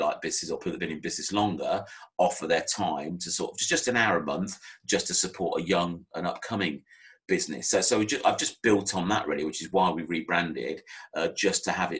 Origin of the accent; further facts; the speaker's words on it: Northamptonshire, East Midlands, United Kingdom; moved away as an adult; also born or lived in Maidenhead; I was born and bred in Northamptonshire